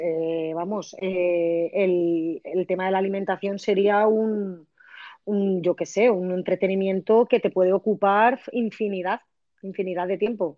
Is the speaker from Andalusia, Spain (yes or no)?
no; village on the Turia river, Valencian Community, Spain; En mi pueblo, por ejemplo, lo hemos hecho en el agua dulce, que es el río Turia